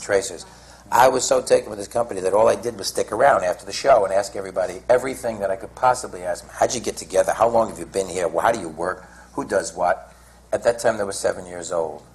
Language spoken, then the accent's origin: English; New York, United States; I was from New York